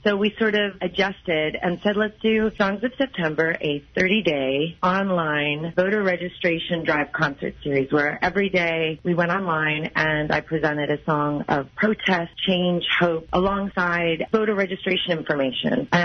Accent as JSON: {"language": "English", "region": "Midwest", "country": "United States", "moved": "yes", "lives_now": "Los Angeles, United States", "said": "I'm from the Midwest."}